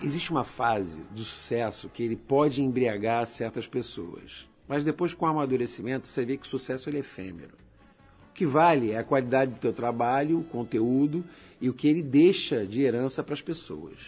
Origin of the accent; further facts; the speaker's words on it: Nova Iguaçu, Rio de Janeiro, Brazil; moved away as an adult; now in Belém, Brazil; Eu sou natural de Nova Iguaçu, no estado do Rio de Janeiro. Sou carioca, né? Rio de Janeiro. Só que eu moro em Belém do Pará já há nove anos.